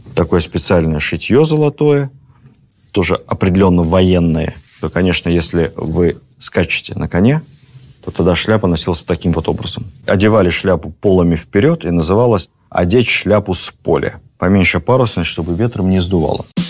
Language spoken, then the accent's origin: Russian; Moscow, Russia; как москвич